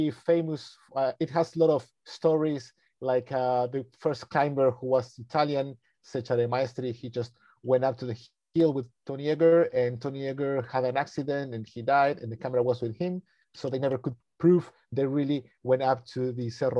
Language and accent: English; Ecuador; also born or lived in Argentina; I was born in Argentina in the 80s, and just a few days after I was born, my father took the family to live to Ecuador, and I grew up right there on his farm.